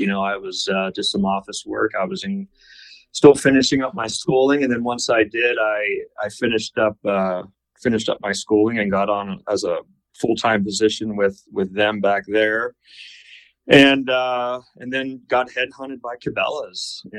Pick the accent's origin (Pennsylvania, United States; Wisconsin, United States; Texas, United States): Pennsylvania, United States; Western; moved away as an adult; also born or lived in Sidney, Nebraska; growing up in Western PA and just, you know, into the hunting and fishing